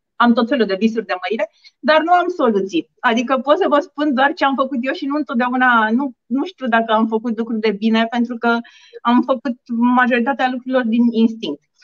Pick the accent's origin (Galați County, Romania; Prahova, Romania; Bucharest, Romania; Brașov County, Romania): Bucharest, Romania; sunt bucureșteancă, născută și crescută în București